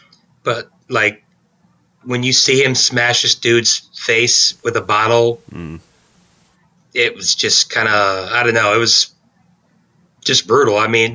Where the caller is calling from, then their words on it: Fort Wayne, Indiana, United States; I'm recording from Fort Wayne.